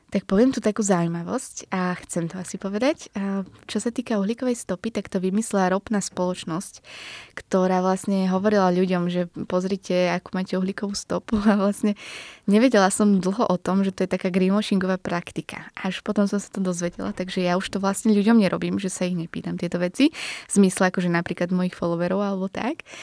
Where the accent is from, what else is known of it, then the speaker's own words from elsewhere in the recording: Bratislava, Bratislava Region, Slovakia; Sice som z Bratislavy